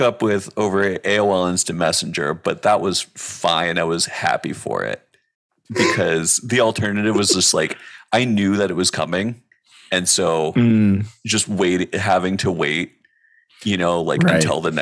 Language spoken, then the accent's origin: English; Santa Barbara, California, United States; We're both from Santa Barbara, California